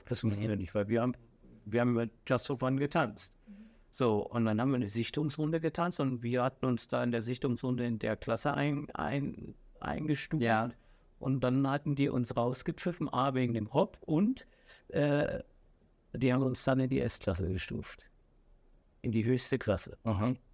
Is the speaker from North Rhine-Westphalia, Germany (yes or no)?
no; Saxony, Germany; Ich sag mal, dort, wo ich groß geworden bin, dort, wo ich gelebt habe, das ganze Umfeld, ja. ich sag mal von Leipzig bis, äh, ich sag mal, Zwickau, Plauen, überall, wo es Diskotheken mhm. gibt